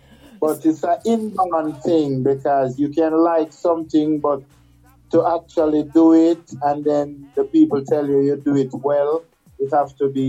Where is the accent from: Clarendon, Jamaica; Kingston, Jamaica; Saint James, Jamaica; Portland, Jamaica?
Kingston, Jamaica; I was born in Jamaica in 1962 in Kingston in a little lane called Rose Lane, just behind the Jubilee Hospital.